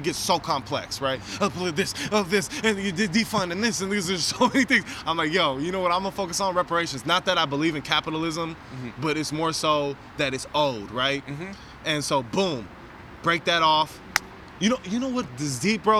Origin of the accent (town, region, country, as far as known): San Francisco, California, United States; born or raised there